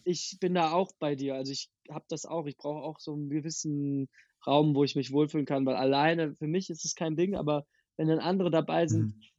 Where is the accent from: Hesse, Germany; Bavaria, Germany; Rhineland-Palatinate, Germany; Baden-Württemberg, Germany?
Hesse, Germany; near Wiesbaden; now in Berlin, Germany; aus der Nähe von Wiesbaden